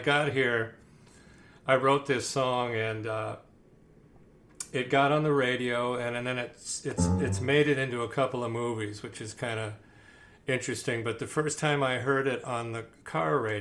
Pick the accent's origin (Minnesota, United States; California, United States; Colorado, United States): Minnesota, United States; moved away as an adult; also born or lived in Wisconsin / Muscle Shoals, Alabama; I'm from Minnesota. You can tell with a little bit of a accent